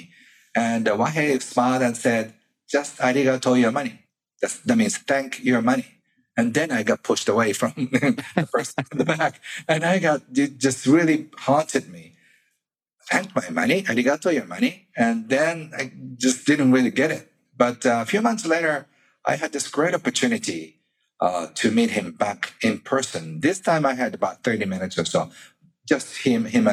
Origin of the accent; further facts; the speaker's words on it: Kobe, Hyogo, Japan; He had the largest practice in my hometown, Kobe